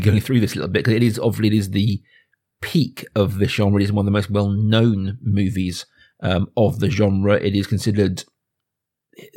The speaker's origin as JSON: {"language": "English", "area": "suburban Berkshire", "region": "South East England", "country": "United Kingdom", "tie": "born or raised there", "said": "I'm growing up in, you know, suburban Berkshire"}